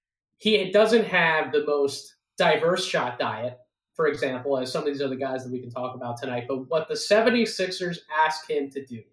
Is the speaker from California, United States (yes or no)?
no; Philadelphia, Pennsylvania, United States; my hometown, Philadelphia